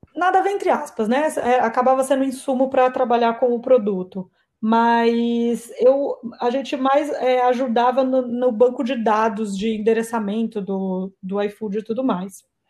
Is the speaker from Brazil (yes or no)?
yes; Campinas, São Paulo, Brazil; moved away as an adult; now in São Paulo, Brazil; eu sou natural de Campinas, Campinas é uma cidade do interior do estado de São Paulo, mas atualmente eu moro em São Paulo